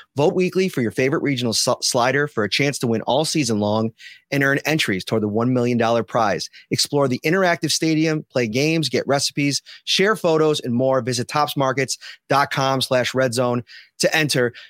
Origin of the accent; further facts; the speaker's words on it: Buffalo, New York, United States; moved away as an adult; I grew up in Buffalo around this team, around this community